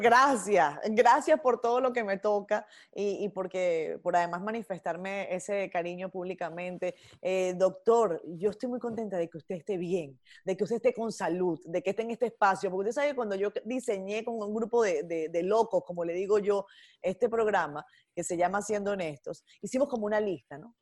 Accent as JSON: {"language": "Spanish", "country": "Venezuela", "said": "como venezolana"}